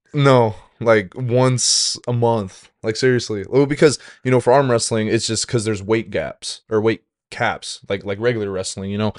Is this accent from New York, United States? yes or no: no; Washington, United States; moved away as an adult; also born or lived in Saint Cloud, Minnesota; now in St. Cloud, United States; I'm originally from Washington State